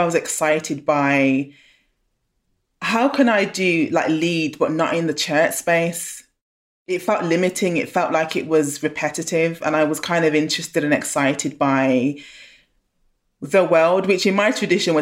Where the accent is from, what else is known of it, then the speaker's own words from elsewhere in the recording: Birmingham, West Midlands, United Kingdom; moved away as an adult; also born or lived in London; I grew up in Handsworth in Birmingham